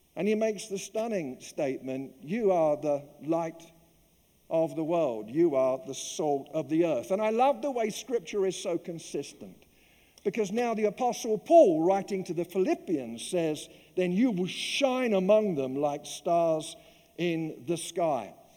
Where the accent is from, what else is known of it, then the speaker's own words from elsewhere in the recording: London, United Kingdom; moved away; growing up in the East End of London